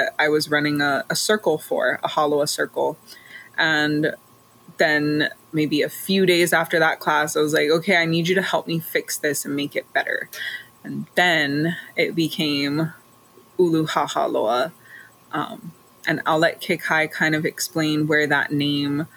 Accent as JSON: {"language": "English", "town": "Ma'ili", "region": "Hawaii", "country": "United States", "said": "I am from Ma'ili, Waianae, Lu'ulu'alei, on Oahu"}